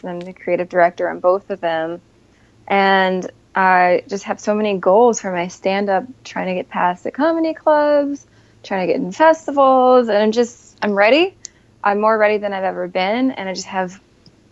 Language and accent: English; Scranton, Pennsylvania, United States; now in New York City, United States; I grew up in Scranton